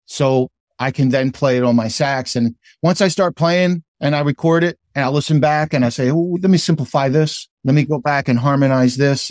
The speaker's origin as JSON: {"language": "English", "region": "New Jersey", "country": "United States", "also_born_or_lived": "Philadelphia", "said": "I consider myself a South Jerseyan, but I'm also a Philadelphian"}